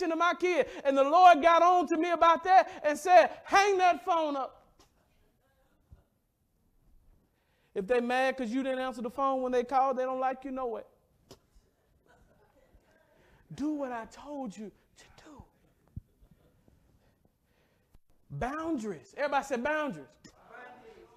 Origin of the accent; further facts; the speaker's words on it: the South, United States; I'm from the South.